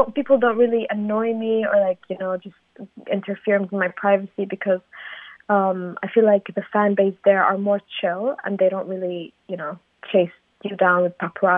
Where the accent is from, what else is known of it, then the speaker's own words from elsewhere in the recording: Sulaymaniyah, Kurdistan Region, Iraq; I'm from Slemani, and Slemani is a city in the region